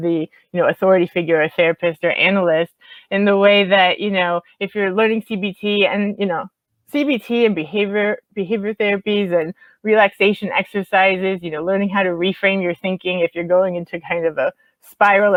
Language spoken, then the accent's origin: English; Miami, Florida, United States; moved away; I'm from Miami originally